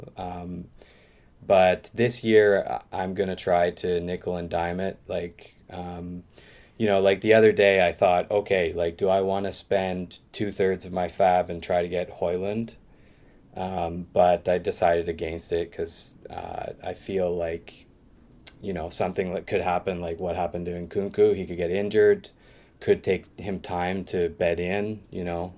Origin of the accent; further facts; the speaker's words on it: Eastern Canada, the Maritimes, Canada; moved away as an adult; now in Osaka, Japan; I'm originally from, uh, Eastern Canada, Maritimes.